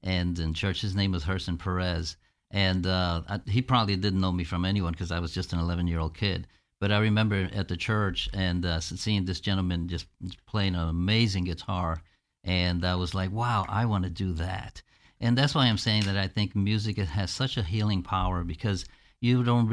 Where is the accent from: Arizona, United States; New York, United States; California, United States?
New York, United States; Buffalo; born there; In Buffalo, New York, yes. In 1953, I was born in Buffalo, New York.